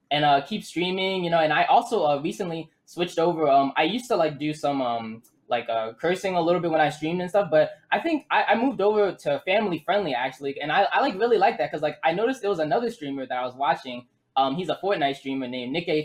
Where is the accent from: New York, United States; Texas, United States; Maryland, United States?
Maryland, United States; Owings Mills; also born or lived in Baltimore, Maryland; now in Missouri, United States; I was born in Baltimore, but then raised Owings Mills, Maryland